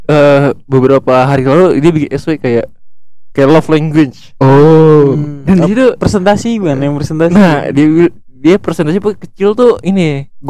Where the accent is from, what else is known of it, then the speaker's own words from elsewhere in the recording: Garut, West Java, Indonesia; gue Garut. Gue berharap lu ini sih, gue gue Sunda